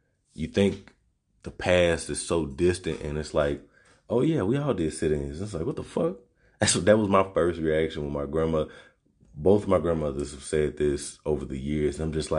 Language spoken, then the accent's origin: English; Arkansas, United States; I come from Arkansas, so, you know, country and dirt roads and just racism and sit-ins and all this type of stuff